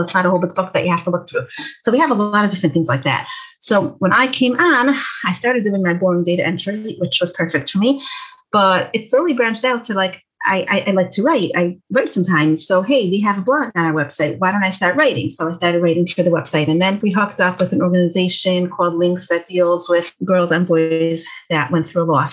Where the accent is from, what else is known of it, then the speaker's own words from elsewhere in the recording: Detroit, Michigan, United States; I'm from Detroit